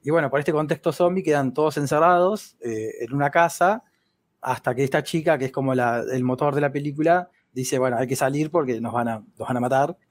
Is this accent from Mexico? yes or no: no; Argentina; soy muy argentino